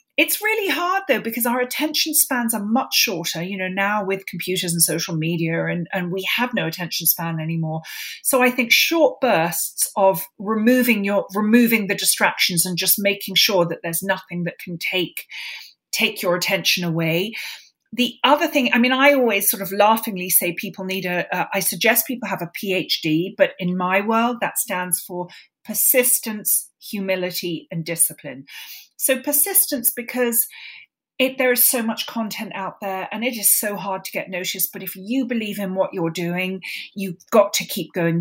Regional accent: London, United Kingdom; I grew up in London

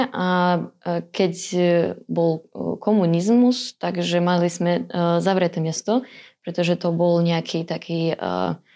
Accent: Dnipro, Dnipropetrovsk Oblast, Ukraine; Slovak is a second language; moved away as an adult; now in Slovakia; A som z Dnipropetrovska. To je veľké mesto niekde v strede Ukrajiny.

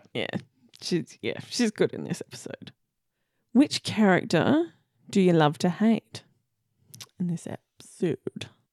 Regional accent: Victoria, Australia; we're from Victoria

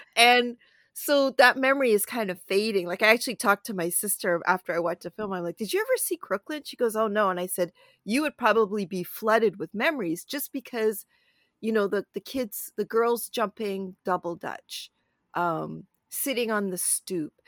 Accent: Toronto, Ontario, Canada; I live in and I grew up in Toronto

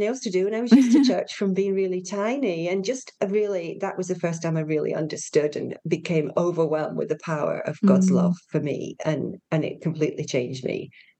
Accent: Yorkshire and the Humber, United Kingdom; So I'm a Yorkshire girl.

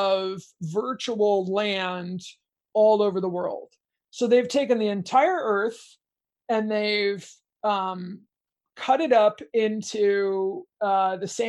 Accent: United States; I'm an American kid

